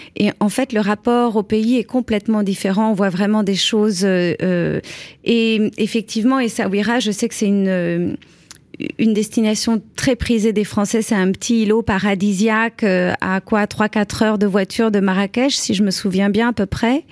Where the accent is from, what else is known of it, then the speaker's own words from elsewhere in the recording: France; nous, en tant que Français